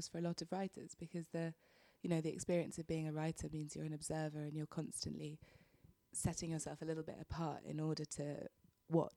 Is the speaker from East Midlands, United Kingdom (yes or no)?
no; London, United Kingdom; I grew up in London.